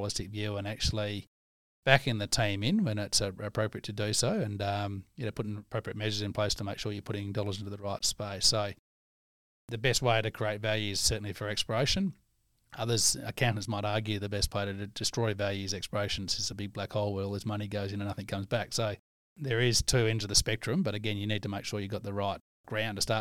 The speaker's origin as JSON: {"language": "English", "town": "Leonora", "region": "Western Australia", "country": "Australia", "tie": "born or raised there", "also_born_or_lived": "Menzies", "said": "I grew up in Leonora Menzies as a kid."}